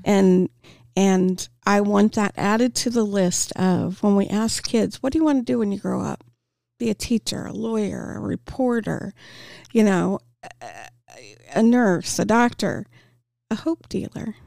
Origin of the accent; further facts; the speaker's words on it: Topeka, Kansas, United States; I'm born and raised in Topeka